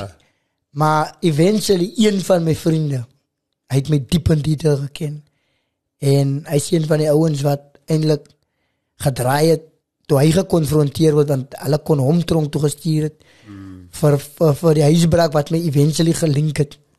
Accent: Macassar, Western Cape, South Africa; also born or lived in Stellenbosch; waar ek groot geword het in Makassa

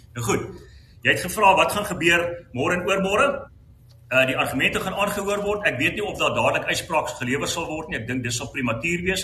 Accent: South Africa; ons as Suid-Afrikaners

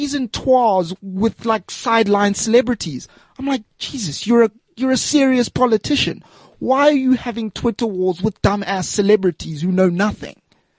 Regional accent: Margate, KwaZulu-Natal, South Africa; moved away; also born or lived in Eastern Cape; I grew up in Penny Sparrow country. Right. Where's that? Margate.

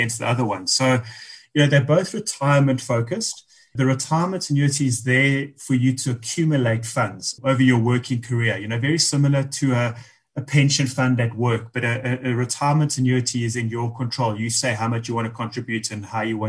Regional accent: South Africa; As South Africans

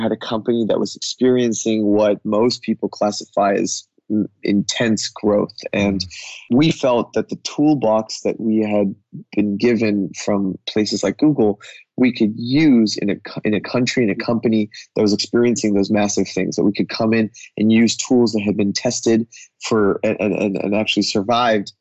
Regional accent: United States; as an American coming, even though I have an Indian heritage

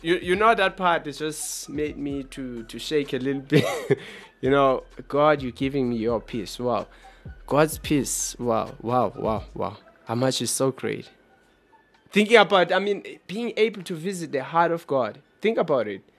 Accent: Johannesburg, Gauteng, South Africa; We are from South Africa in Johannesburg

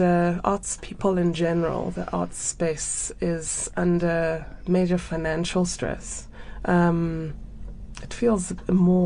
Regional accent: Zambia; also born or lived in United Kingdom / United States / Cape Town, South Africa; now in Johannesburg, South Africa; I am from Zambia. I was born in Zambia, and went to boarding school in the UK and undergrad in the US.

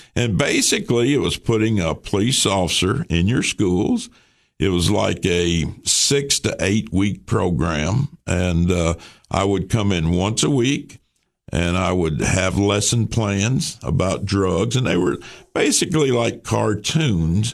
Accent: Baxter, Tennessee, United States; This is my hometown

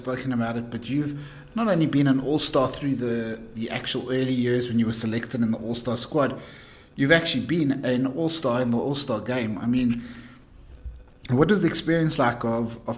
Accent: Johannesburg, Gauteng, South Africa; Joburg, the city of gold, my hometown

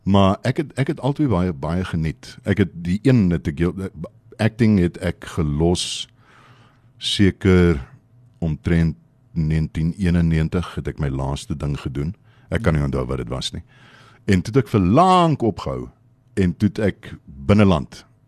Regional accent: Port Elizabeth, Eastern Cape, South Africa; in my familie is ek kom van PE af. Dis die Oos-Kaap.

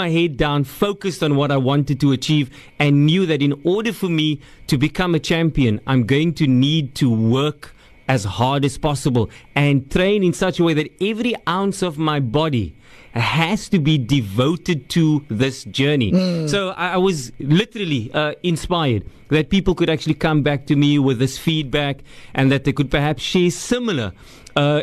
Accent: Cape Town, Western Cape, South Africa; I grew up in Rocklands, Mitchell's Plain

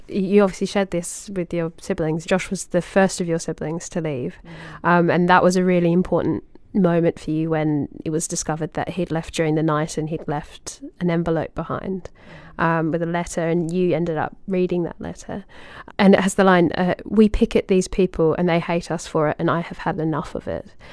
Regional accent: Australia; little kid in Australia

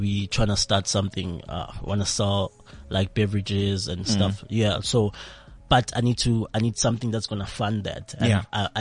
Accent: Midrand, Gauteng, South Africa; also born or lived in Tembisa; from Midrand. I grew up there

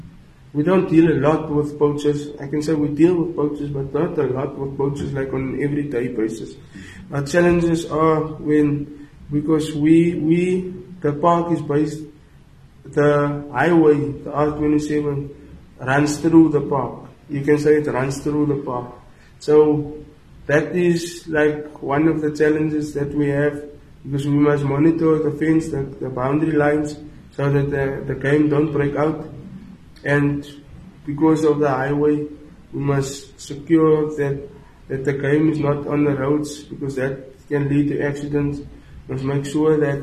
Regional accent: Goedverwacht, Western Cape, South Africa; I'm from Goed Verwacht. It's a town near Pietersburg. It's close to Langebaan. I'm not from Langebaan.

